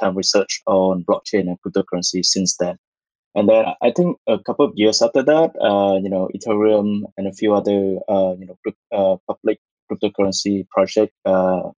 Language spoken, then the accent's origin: English; Vietnam; moved away as an adult; also born or lived in Singapore; I was born and raised in Vietnam